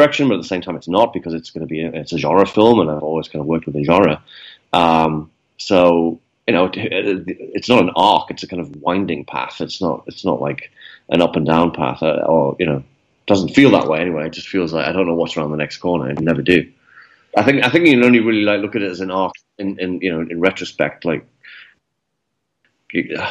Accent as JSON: {"language": "English", "town": "Newcastle upon Tyne", "region": "North East England", "country": "United Kingdom", "tie": "born or raised there", "said": "growing up in Newcastle, as a kid, Newcastle is not like the centre of the film industry in the UK"}